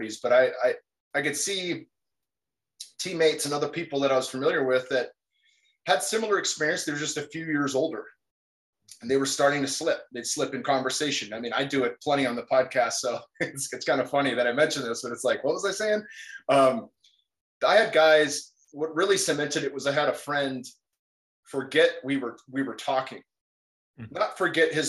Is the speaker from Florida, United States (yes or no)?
no; California, United States; I grew up in California, played football since I was 10, finished at ASU